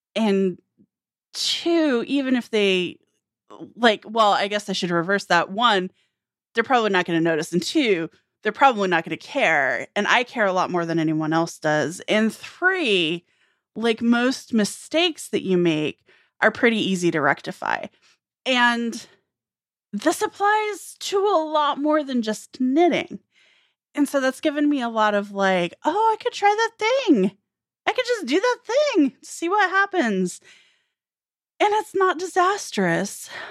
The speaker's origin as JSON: {"language": "English", "country": "United States", "tie": "born or raised there", "said": "rural America, which I can speak to, you know, my hometown was fewer than a thousand people."}